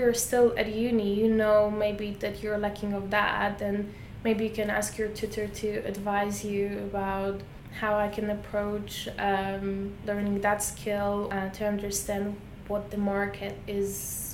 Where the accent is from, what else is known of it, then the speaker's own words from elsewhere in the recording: Poland; now in London, United Kingdom; I'm from Poland and I moved to London